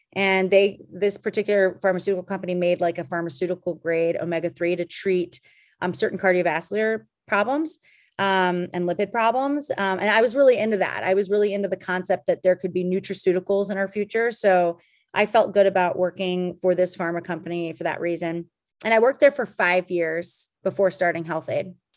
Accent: Calgary, Alberta, Canada; also born or lived in Boston; now in Los Angeles, United States; I grew up in Calgary, Alberta, which is a cold town

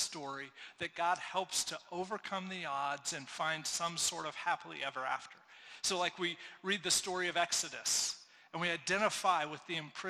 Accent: United States; we as American Christians

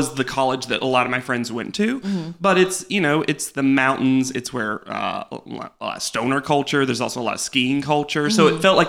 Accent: Southern United States, United States; Although I will say this, as a Southerner, no one ever says "honey" in my family like positively.

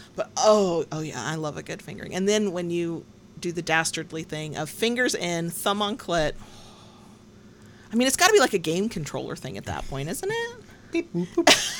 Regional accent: the Bible Belt, United States; I was raised in the Bible Belt

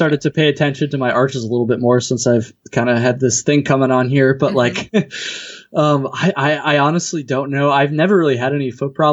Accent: Vermont, United States; I'm from Vermont, lived here my whole life.

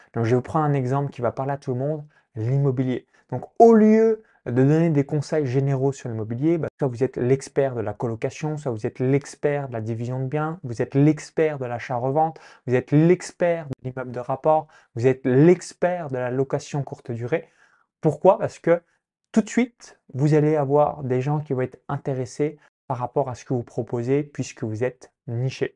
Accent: a farm 20 km from Chalon-sur-Saône, Bourgogne-Franche-Comté, France; j'ai grandi dans une ferme agricole à 20 km de Chalon-sous-Saône, donc dans un petit village

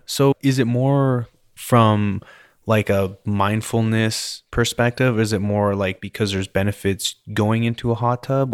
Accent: British Columbia, Canada; now in Texas, United States; I grew up in British Columbia

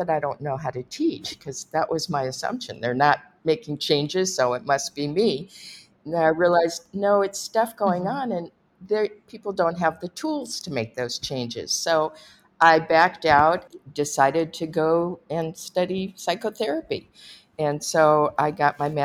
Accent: Los Angeles, California, United States; I grew up in Los Angeles

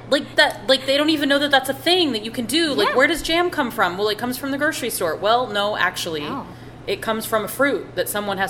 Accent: Iowa and Michigan, Midwest, United States; moved away; I am not Southern in any way, shape, or form. I'm a true Midwest girl to my core, raised in Iowa and Michigan

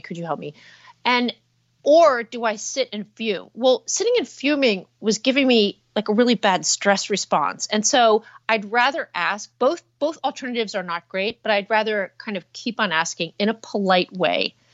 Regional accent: New Jersey, United States; I'm from New Jersey

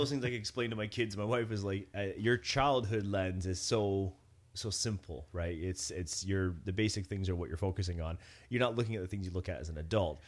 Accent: Cobourg, Ontario, Canada; where I grew up in Coburg

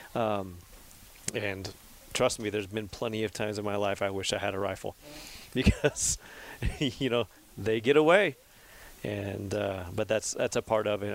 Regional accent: Central Valley, California, United States; I was born and raised in the Central Valley

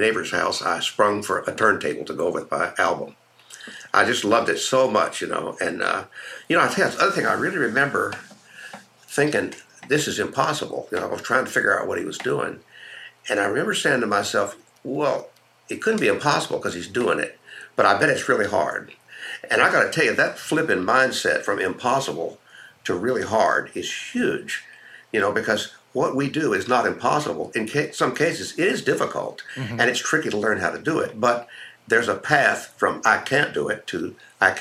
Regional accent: Houston, Texas, United States; I grew up in Houston

